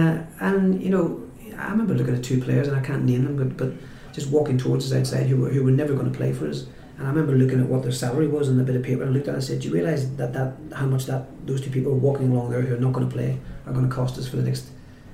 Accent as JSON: {"language": "English", "town": "Newcastle", "region": "North East England", "country": "United Kingdom", "said": "there are three or four things people will say if you say I'm from Newcastle."}